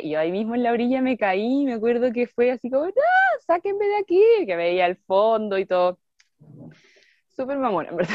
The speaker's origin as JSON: {"language": "Spanish", "town": "Santiago", "region": "Santiago Metropolitan Region", "country": "Chile", "also_born_or_lived": "Chiloé", "moved": "yes", "said": "como soy de Santiago"}